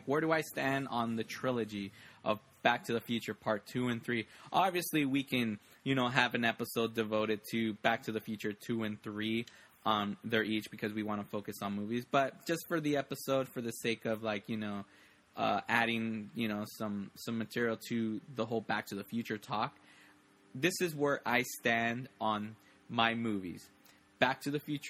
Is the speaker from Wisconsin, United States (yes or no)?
no; Los Angeles, California, United States; now in West Covina, United States; I always say I'm from Los Angeles, I currently live in a city called West Covina, California, in the San Gabriel Valley.